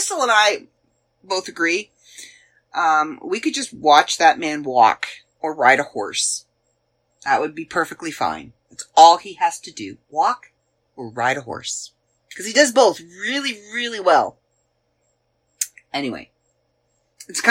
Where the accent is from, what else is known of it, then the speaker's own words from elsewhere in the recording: Canada; accent: Canadian; I'm Canadian. I've been Canadian my entire life. All 48 years of my life, I have been Canadian. My accent is there.